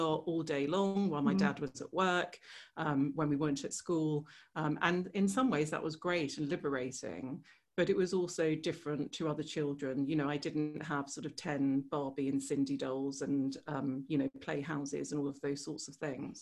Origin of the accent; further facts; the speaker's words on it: England, United Kingdom; there was always this sort of strange fit with being English or being British and being Serbian or being Yugoslav